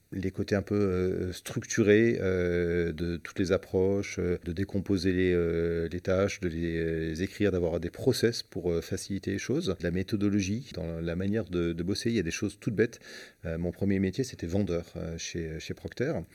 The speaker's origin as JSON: {"language": "French", "town": "Marseille", "region": "Provence-Alpes-Côte d'Azur", "country": "France", "said": "je suis Marseillais. Euh, à Marseille, on parle beaucoup"}